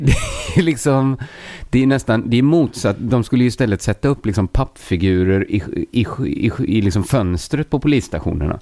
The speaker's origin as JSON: {"language": "Swedish", "country": "Sweden", "said": "jag är ju svensk"}